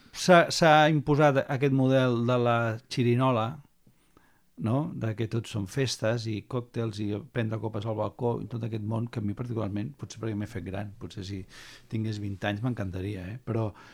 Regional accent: Barcelona, Catalonia, Spain; Jo havia viscut sempre a Barcelona, primer a Poble després a Gràcia

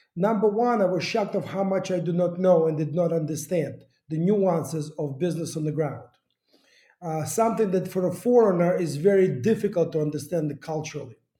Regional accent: Kyiv, Ukraine; moved away; also born or lived in United States; I started my life here in Kiev

